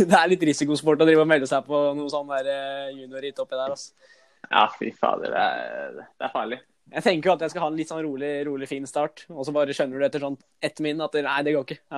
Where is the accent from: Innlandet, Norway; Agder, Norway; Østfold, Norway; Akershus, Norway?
Akershus, Norway; Bærum; Jeg er fra Bærum.